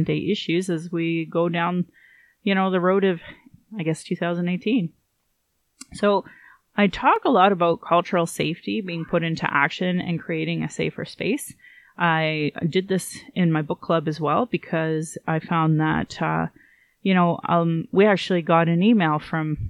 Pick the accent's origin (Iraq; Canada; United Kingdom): Canada; Calgary, Alberta; I was born in Calgary